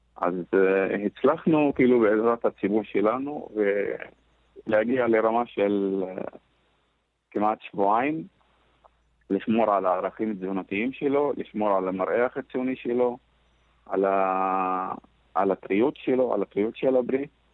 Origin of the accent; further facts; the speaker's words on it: Northern District, Israel; אני מגיע מאזור ש... 80% מהפרנסה בצפון אצלנו, בכפרים, מגיעה מהחקלאות